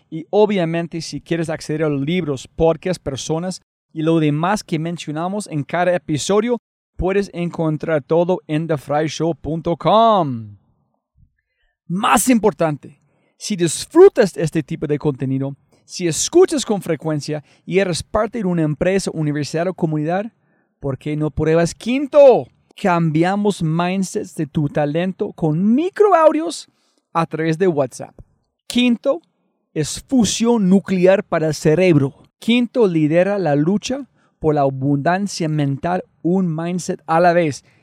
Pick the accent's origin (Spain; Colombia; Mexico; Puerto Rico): Colombia; Medellín, Antioquia; also born or lived in Cali; De acá de Medellín.